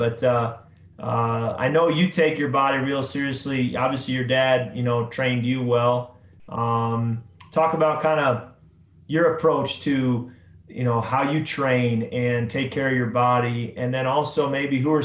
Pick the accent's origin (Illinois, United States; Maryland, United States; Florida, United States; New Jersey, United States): Illinois, United States; Chicago; I grew up in the Chicago area